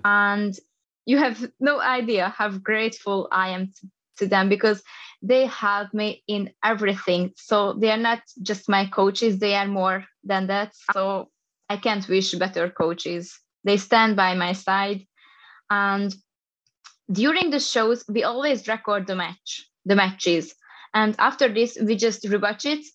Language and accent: English; Hungary; I'm coming from Hungary. I'm just an East European girl.